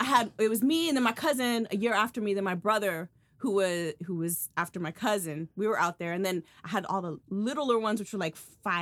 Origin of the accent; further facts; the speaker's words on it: Salinas, California, United States; I grew up in Northern California.